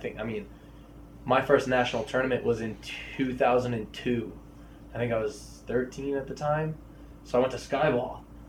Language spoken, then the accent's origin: English; Boston, Massachusetts, United States; I grew up in the Boston area